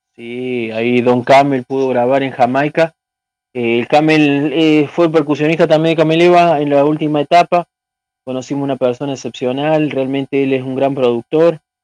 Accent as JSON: {"language": "Spanish", "region": "San Luis", "country": "Argentina", "said": "somos de Argentina, pero nosotros somos de San Luis, una provincia que está alejada de Buenos Aires"}